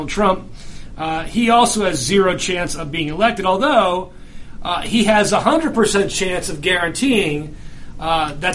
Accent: New Jersey, United States; I'm from Jersey

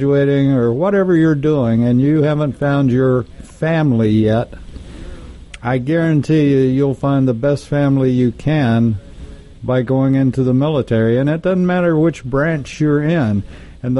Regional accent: Texas, United States; moved away; I'm from Texas, and we had junior high schools as opposed to middle schools

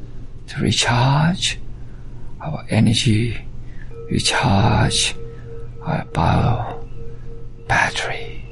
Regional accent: China; also born or lived in Alabama / Georgia / Texas / California; now in United States; And yes, I came from China, but I live most of my life in the United States, and I consider myself as Alabamian, and of course partially Georgia, and I stayed in Houston, and from Texas a while, and California for a while.

